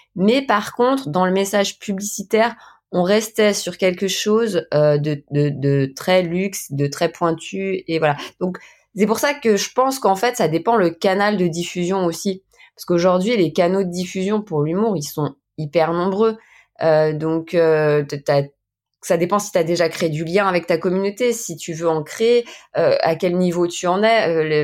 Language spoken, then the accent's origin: French; Saint-Étienne, Auvergne-Rhône-Alpes, France; now in Haute-Savoie, France; je suis originaire Saint-Étienne, hein, mais maintenant je suis haute savoyarde